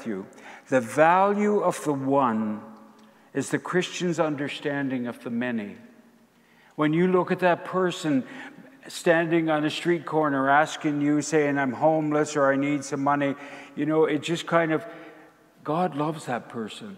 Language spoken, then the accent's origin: English; Prince Edward Island, Canada; As a boy growing up in Prince Edward Island